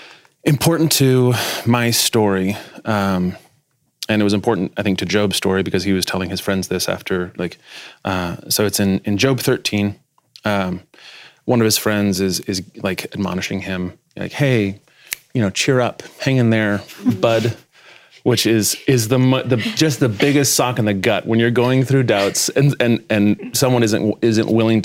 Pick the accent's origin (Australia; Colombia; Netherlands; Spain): Spain; I'm a, not just a pastor's kid, I'm a missionary's kid. {S1} Okay. {S4} So I grew up mostly in Spain.